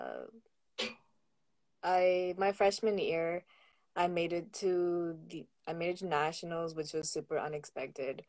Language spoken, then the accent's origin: English; Massachusetts, United States; moved away as an adult; growing up in Massachusetts